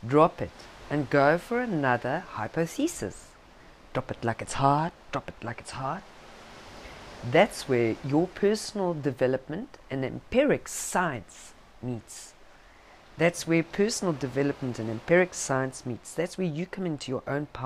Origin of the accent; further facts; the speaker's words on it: South Africa; accent: South African; my South African accent